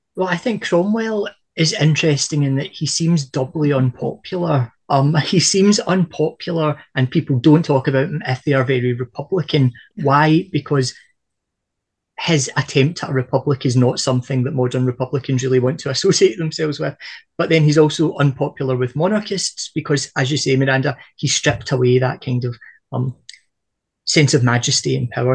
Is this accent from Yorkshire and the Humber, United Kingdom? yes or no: no; Scotland, United Kingdom; from a Scottish perspective